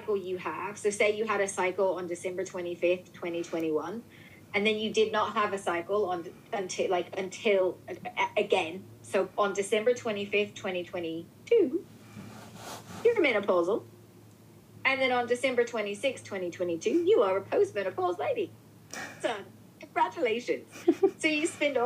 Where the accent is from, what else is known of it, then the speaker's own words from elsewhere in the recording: New Orleans, Louisiana, United States; moved away as an adult; now in United Kingdom; I'm from New Orleans. So, like, my grandmother raised me